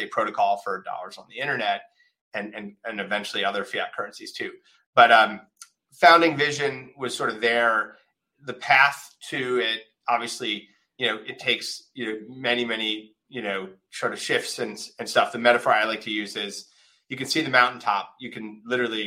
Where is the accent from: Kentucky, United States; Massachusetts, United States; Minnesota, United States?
Minnesota, United States; Winona; I grew up in a small town in Minnesota